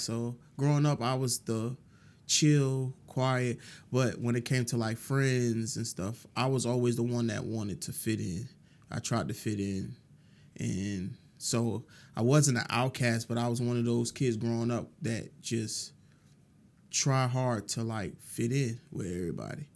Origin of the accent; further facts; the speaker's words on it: New York City, New York, United States; moved away as an adult; also born or lived in Brooklyn, New York; now in Augusta, United States; born and raised in, partially in Brooklyn and most of my life in Queens.